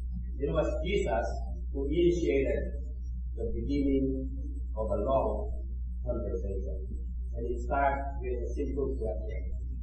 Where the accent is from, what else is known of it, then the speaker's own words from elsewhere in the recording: Philippines; English is a second language; now in Canada; I remember my first week here in Canada, I came from the Philippines, and I was invited to Montreal by a friend.